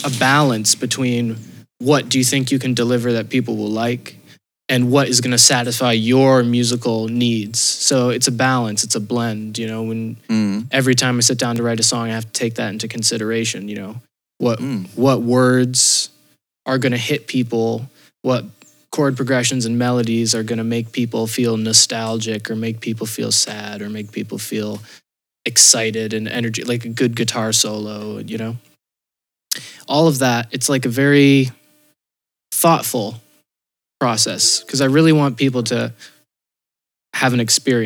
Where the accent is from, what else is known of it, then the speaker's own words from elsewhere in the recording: Northfield, Vermont, United States; now in Amsterdam, Netherlands; my hometown in Northfield